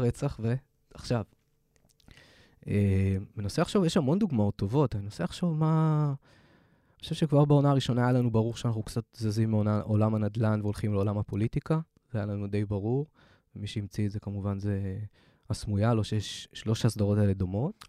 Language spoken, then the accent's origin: Hebrew; Haifa, Haifa District, Israel; moved away; חיפאי, בתור חיפאי לשעבר